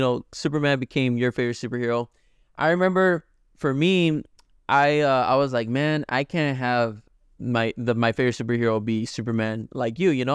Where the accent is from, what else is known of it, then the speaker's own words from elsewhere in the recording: Mexico; moved away; we were raised in Mexico